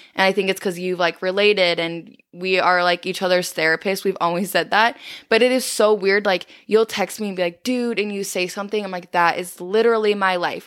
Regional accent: South Dakota, United States; growing up in South Dakota, like, it's small and I feel like everyone knows everyone

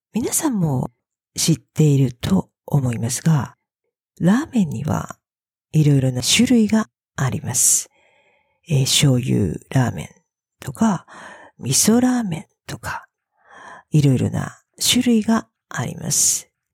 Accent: Fukuoka, Japan; moved away as an adult; now in Australia; 私の故郷は、故郷はホームタウンです。故郷は福岡というところです。

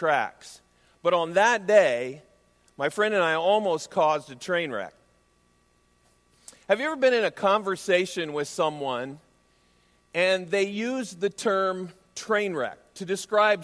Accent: right outside of Des Moines, Iowa, United States; As a kid growing up in Iowa, I grew up right outside of Des Moines

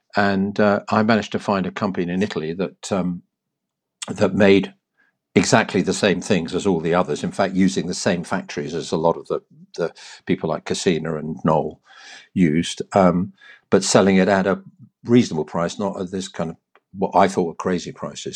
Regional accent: London, United Kingdom; now in Hampshire, United Kingdom; As a baby, I was brought up in Cricklewood and then moved to Mill Hill, as one did if you became, got a bit of money

